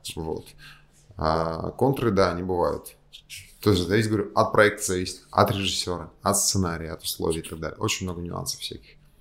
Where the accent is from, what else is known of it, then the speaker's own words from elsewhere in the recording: Kazan, Tatarstan, Russia; moved away as an adult; now in Moscow, Russia; я из Казани, но я живу в Москве